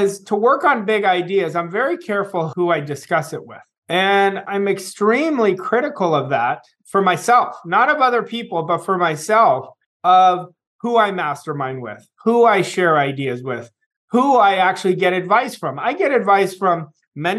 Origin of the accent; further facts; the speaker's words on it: California, United States; my closest friends are still people that I grew up with in California